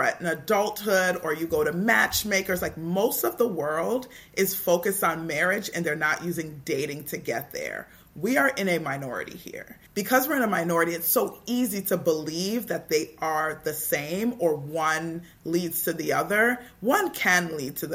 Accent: Toronto, Ontario, Canada; I grew up in Toronto in a culture that was very teen-centered

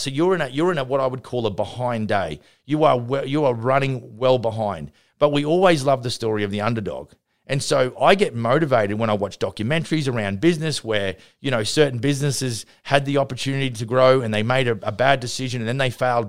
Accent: Vernon, British Columbia, Canada; my hometown here at Vernon

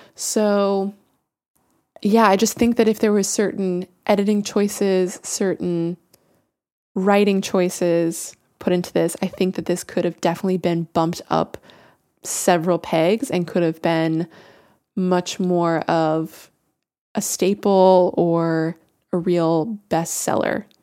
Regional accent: Florida, United States; I am from Florida

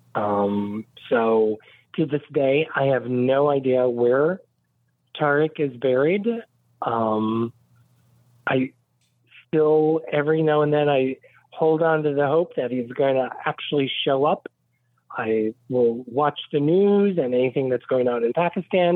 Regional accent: Westville, Indiana, United States; now in Fort Lauderdale, United States; I grew up in Indiana, right off of Lake Michigan. It's a very small town called Westville.

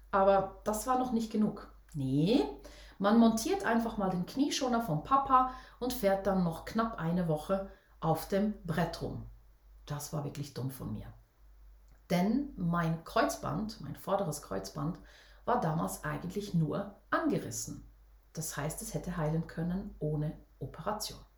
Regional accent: Switzerland; Für mich als Schweizer Mädchen war das damals echt ein riesengroßes Vorbild.

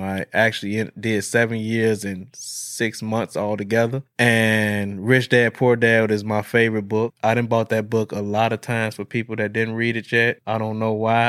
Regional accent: Chicago, Illinois, United States; now in Madison, United States; I was born and raised in Chicago

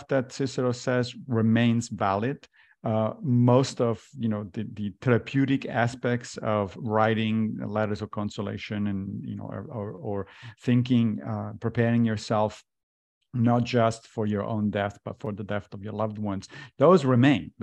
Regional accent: Italy; moved away; I grew up in Italy as a Catholic

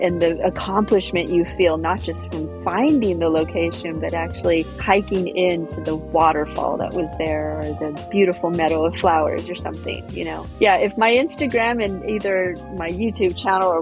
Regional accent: California, United States; moved away; I'm originally from California

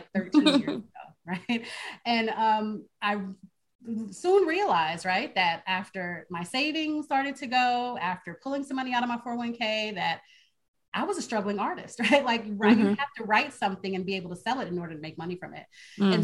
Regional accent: White Plains, New York, United States; I grew up in the hood, right? So I'm from New York, a little town called White Plains, New York.

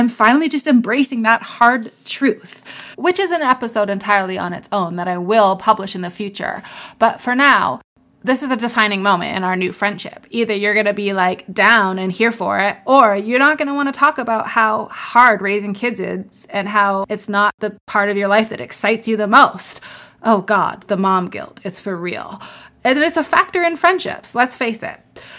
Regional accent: New York, United States; also born or lived in Greater Toronto Area, Canada; I'm from New York. And then, of course, I'm going to go into how I'm from upstate New York and how I came that way via the GTA

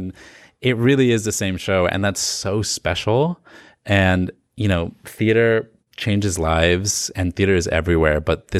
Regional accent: Virginia Beach, Virginia, United States; moved away as an adult; now in New York, United States; Yes, I'm from Virginia Beach.

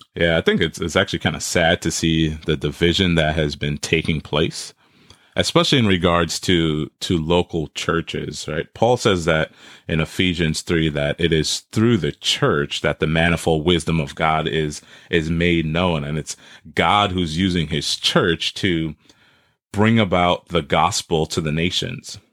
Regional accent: New York City, New York, United States; also born or lived in Trinidad; now in Wisconsin, United States; I was born in Trinidad, and I grew up in Brooklyn, New York

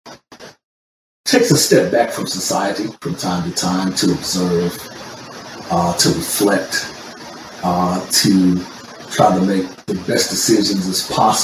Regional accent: the South, United States; now in Los Angeles, United States; I'm living in LA right now, but born and raised in the South

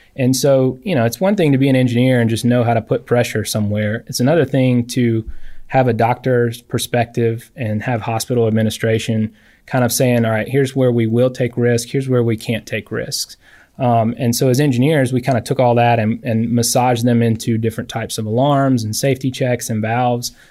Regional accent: Alexander City, Alabama, United States; I'm from Lake Martin, Alex City area

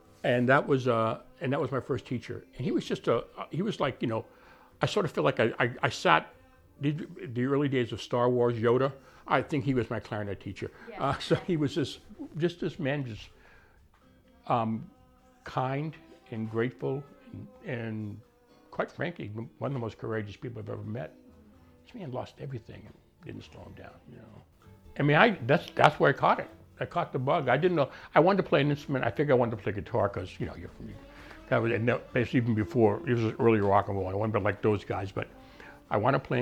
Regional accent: Arlington, Massachusetts, United States; I'm from Arlington.

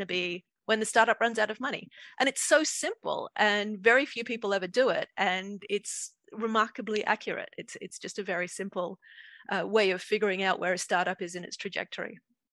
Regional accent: Australia; moved away as an adult; also born or lived in Dublin, Ireland; I grew up in Australia.

